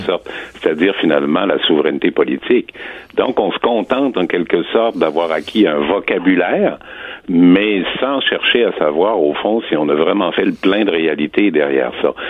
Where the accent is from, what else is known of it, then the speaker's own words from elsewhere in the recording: Quebec, Canada; on est québécois